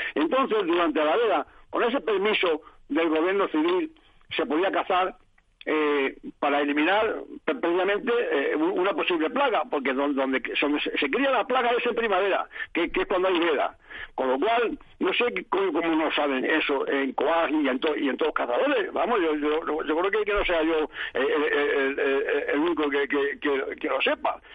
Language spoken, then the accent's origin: Spanish; Toledo, Castilla-La Mancha, Spain; soy de Toledo, en Toledo o cazador o pajarero